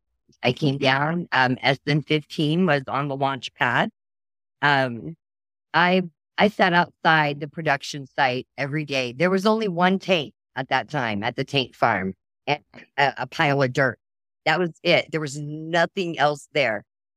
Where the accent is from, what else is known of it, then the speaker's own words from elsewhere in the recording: Oklahoma, United States; now in Texas, United States; I'm from Oklahoma. Oklahoma and Texas now. I kind of go back and forth.